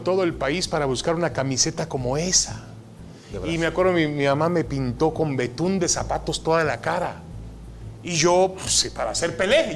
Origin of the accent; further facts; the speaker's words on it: Mexico; also born or lived in Ashkelon, Israel; now in San Diego, United States; Yo siempre me soy y me siento mexicano. Llegué a este país desde muy pequeño, nunca tuve otro pasaporte más que el mexicano.